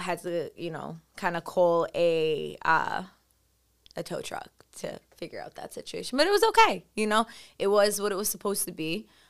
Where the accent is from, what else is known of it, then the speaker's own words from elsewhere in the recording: New York City, New York, United States; Growing up on Staten Island, I felt like I was one of the, I didn't know a lot of Colombian people